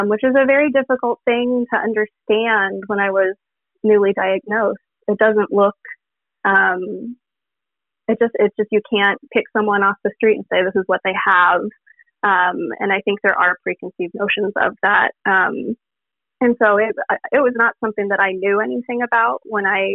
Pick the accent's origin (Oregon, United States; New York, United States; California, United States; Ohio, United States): Oregon, United States; Portland; I'm from Portland, Oregon.